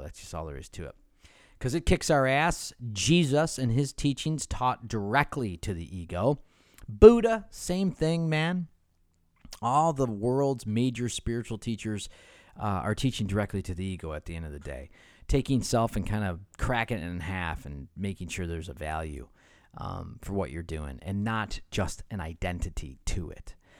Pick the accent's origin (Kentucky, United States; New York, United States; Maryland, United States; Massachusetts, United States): New York, United States; Rochester; also born or lived in Cleveland, Ohio; now in Southern California, United States; Di and I grew up in Rochester, New York